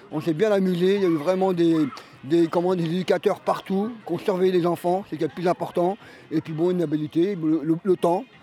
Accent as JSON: {"language": "French", "town": "Aulnay-sous-Bois", "region": "Île-de-France", "country": "France", "said": "Moi, par contre, je suis d'Aulnay-sous-Bois."}